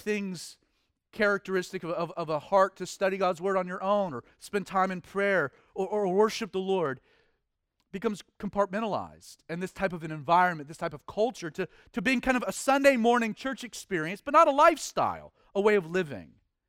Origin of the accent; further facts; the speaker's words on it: the South, United States; You know, I'm a Southerner, which makes me a Christian.